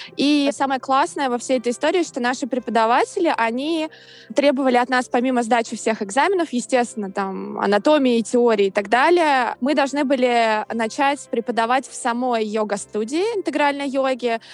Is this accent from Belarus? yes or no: no; Saint Petersburg, Russia; moved away as an adult; now in New York, United States; я из Санкт-Петербурга. Я живу в Нью-Йорке с конца 2017 года